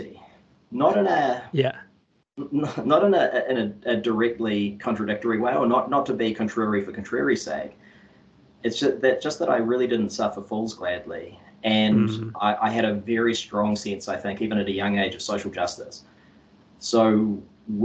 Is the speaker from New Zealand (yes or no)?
yes; Auckland, New Zealand; I grew up on the North Shore of Auckland, and yeah, I went to school out in Albany